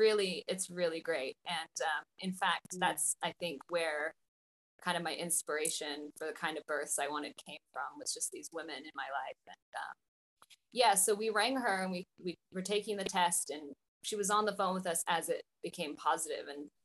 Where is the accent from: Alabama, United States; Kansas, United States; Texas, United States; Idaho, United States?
Idaho, United States; moved away as an adult; also born or lived in Spain; now in New Zealand; I am from Idaho originally, and I was living in Spain teaching English